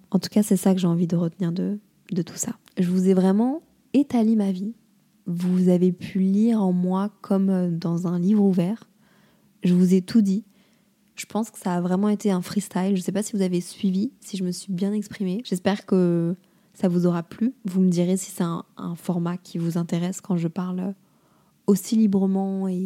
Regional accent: Lille, Hauts-de-France, France; also born or lived in Montreal, Canada; À Lille, c'est c'est pas chez moi, mais d'un autre côté, c'est là où j'ai grandi et c'est hyper important pour moi, ma famille.

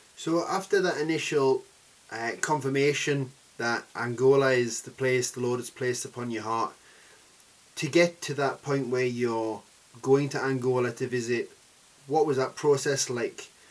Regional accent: Newcastle upon Tyne, North East England, United Kingdom; I'm from Newcastle

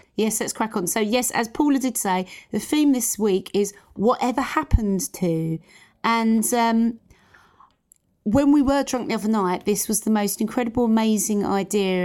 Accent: London, United Kingdom; we are from East London

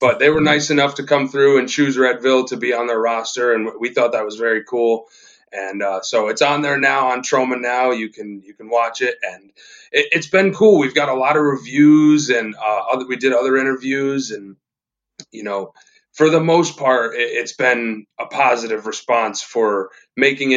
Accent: New York, United States; we're podunk filmmakers from New York.

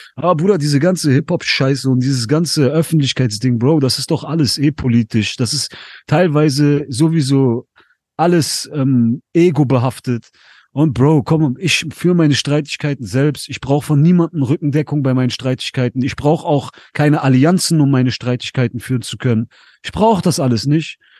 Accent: Essen, North Rhine-Westphalia, Germany; Ich komme aus NRW, ich bin in Essen aufgewachsen

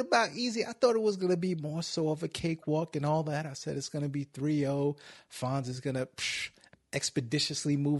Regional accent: New York City, New York, United States; now in Cleveland, United States; I'm from Brooklyn, but I'm out here in Cleveland now.

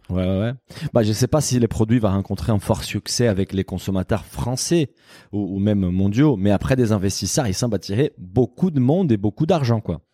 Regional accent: Brazil; French is a second language; moved away; en tant que Brésilien

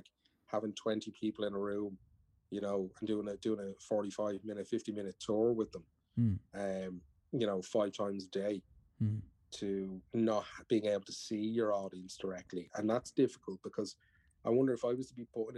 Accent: Ireland; I'm an Irish man

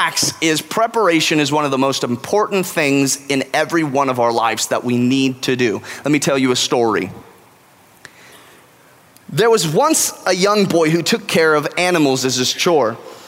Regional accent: California, United States; now in Texas, United States; I'm from California

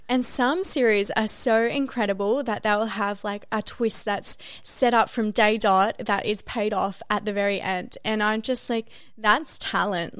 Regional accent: Australia

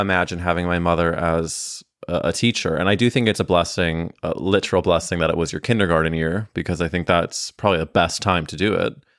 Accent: Missouri, United States; me being from Missouri in the Midwest

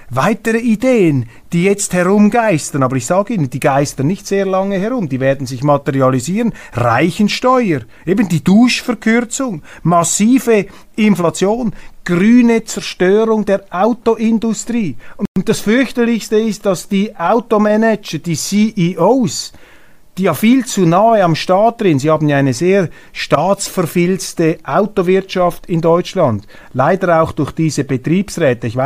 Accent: Switzerland; Dies meine Aussage als Schweizer.

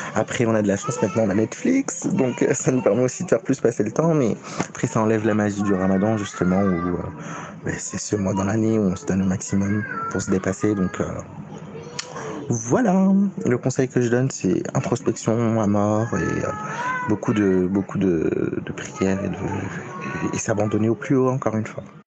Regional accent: Morocco; je suis marocain, je suis marocain

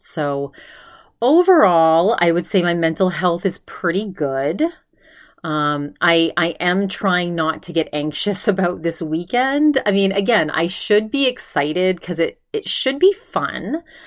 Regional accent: Maine, United States; moved away; my home state of Maine

